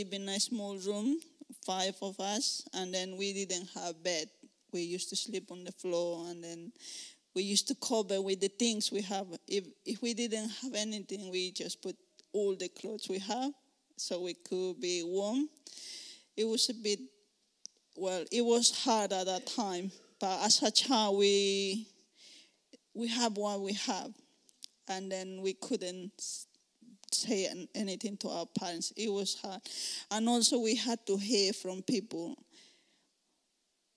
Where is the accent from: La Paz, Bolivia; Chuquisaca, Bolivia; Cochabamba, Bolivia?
Cochabamba, Bolivia; English is a second language; moved away as an adult; now in United Kingdom; I'm originally from Bolivia, Cochabamba. It's in the middle of Bolivia. I'm living in UK for around 6 years now.